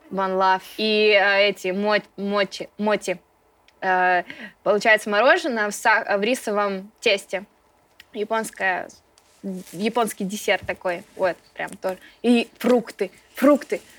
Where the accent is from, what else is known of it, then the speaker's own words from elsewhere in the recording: Ukraine; Родом я с Украины. Папа у меня с Украины.